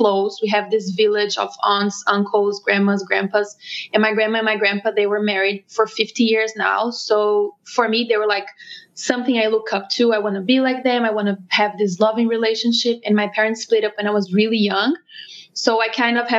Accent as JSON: {"language": "English", "country": "Brazil", "moved": "as an adult", "lives_now": "New York, United States", "said": "I'm originally from Brazil, and we're living now, me and Rob, my husband, in New York."}